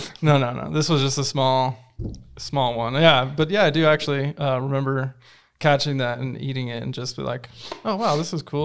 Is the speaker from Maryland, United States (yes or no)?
no; California, United States; moved away; growing up in California